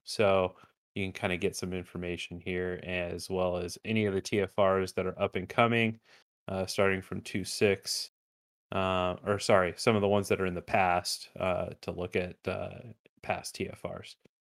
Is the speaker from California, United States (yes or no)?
no; Glendale, Arizona, United States; this is going to be in my hometown this year